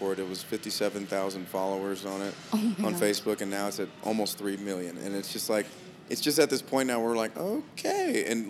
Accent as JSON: {"language": "English", "town": "Los Angeles", "region": "California", "country": "United States", "moved": "as an adult", "lives_now": "Utah, United States", "said": "And see, I'm originally from Los Angeles, and I got stationed out in Utah."}